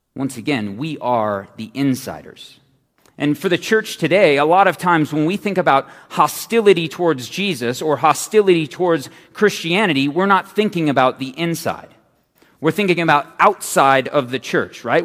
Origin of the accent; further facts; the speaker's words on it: Phoenix, Arizona, United States; I'm from Phoenix